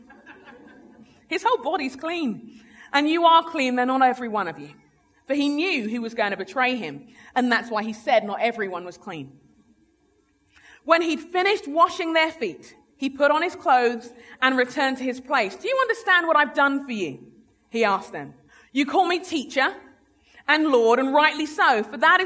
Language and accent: English; London, United Kingdom; moved away as an adult; also born or lived in Sheffield; now in United States; I'm a Londoner. I grew up in London. My family are Nigerian.